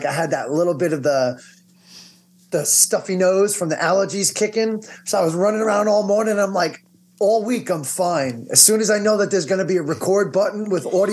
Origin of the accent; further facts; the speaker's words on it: Long Island, New York, United States; We're both from Long Island